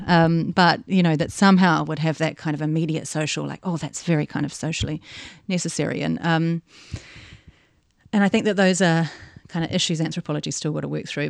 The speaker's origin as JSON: {"language": "English", "region": "Tasman", "country": "New Zealand", "tie": "born or raised there", "said": "growing up in New Zealand"}